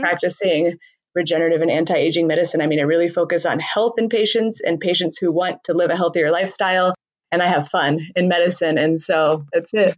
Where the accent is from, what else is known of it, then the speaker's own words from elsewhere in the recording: Southern California, United States; moved away as an adult; also born or lived in San Diego; now in Colorado, United States; I'm from Southern California where I feel like money kind of predominates